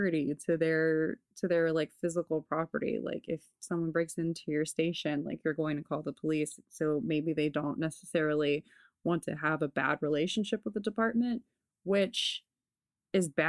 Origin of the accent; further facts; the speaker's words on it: Los Angeles, California, United States; I grew up here in Los Angeles